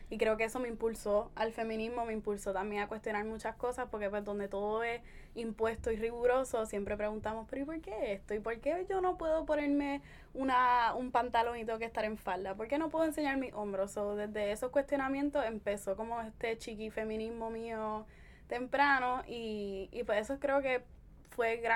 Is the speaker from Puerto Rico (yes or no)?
yes; Caguas, Puerto Rico; moved away as an adult; also born or lived in San Juan metro area; yo soy cagüeña, antes que todo.